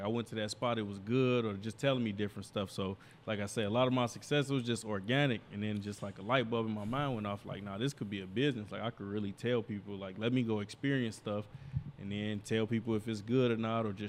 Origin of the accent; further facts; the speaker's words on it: Indiana, United States; moved away; when I moved out here in 2011 from Northwest Indiana, just seeing different stuff